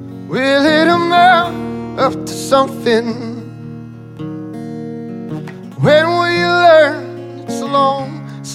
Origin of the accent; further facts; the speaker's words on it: Northeast, United States; So we grew up in the Northeast, so the beach towns are very different.